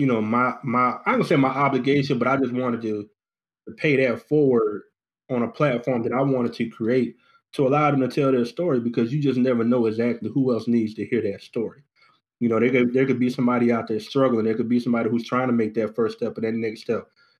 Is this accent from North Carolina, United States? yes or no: yes; Goldsboro, North Carolina, United States; moved away as an adult; now in Charlotte, United States; I'm originally from Goldsboro, North Carolina